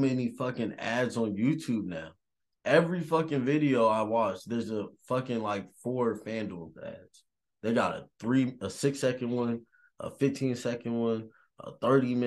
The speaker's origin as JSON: {"language": "English", "town": "Las Vegas", "region": "Nevada", "country": "United States", "tie": "born or raised there", "moved": "yes", "said": "I grew up in Las Vegas"}